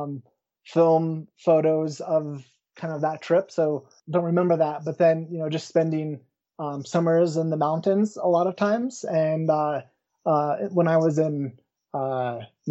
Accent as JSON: {"language": "English", "town": "Woodland Park", "region": "Colorado", "country": "United States", "tie": "born or raised there", "also_born_or_lived": "Florissant, Colorado", "said": "I grew up in the small town of Woodland Park, not too far from where I currently live"}